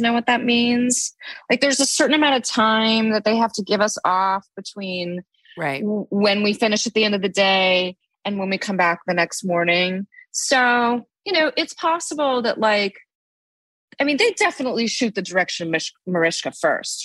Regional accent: Los Angeles, California, United States; now in New York, United States; I grew up in Los Angeles

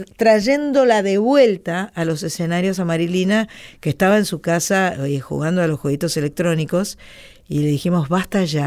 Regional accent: Buenos Aires, Argentina; now in Boulogne, Argentina; soy porteña, nací en Buenos Aires

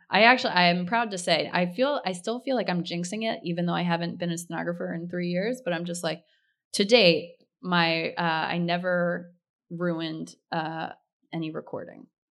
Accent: outside of Philadelphia, Pennsylvania, United States; I grew up outside of Philadelphia

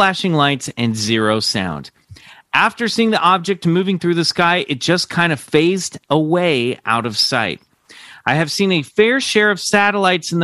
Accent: Kansas, United States; I grew up in Kansas like you, big sky country, right next to a small airport.

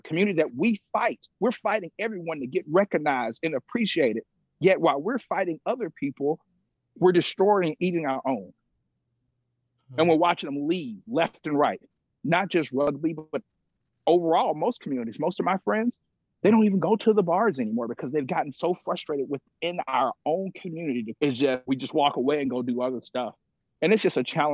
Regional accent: Mississippi, United States; I grew up in Mississippi

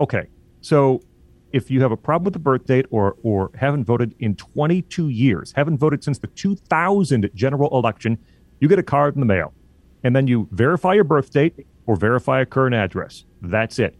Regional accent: Illinois, United States; moved away as an adult; now in Michigan, United States; I grew up in Illinois, and now I live in Michigan for the past, uh, six and a half years or so.

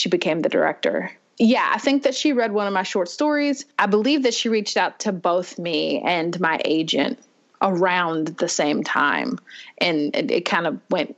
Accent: Louisville, Kentucky, United States; I've lived here my whole life

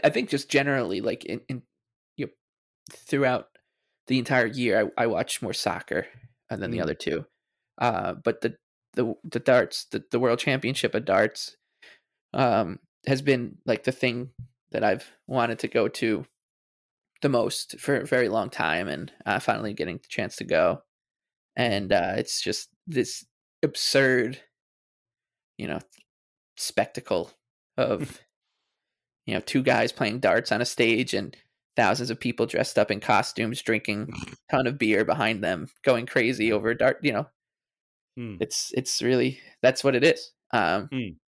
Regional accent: Long Island, New York, United States; you know from Long Island

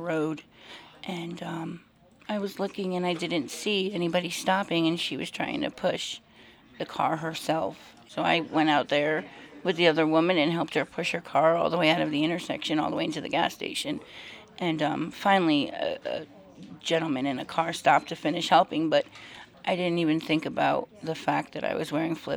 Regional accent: New Jersey, United States; moved away as an adult; I'm originally from New Jersey. I've been out here for about 3 years, and it's just very different than back east.

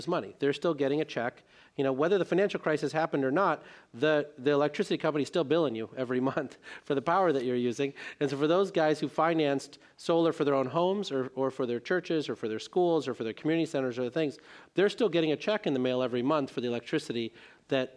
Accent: India; moved away; the village that I was born in India

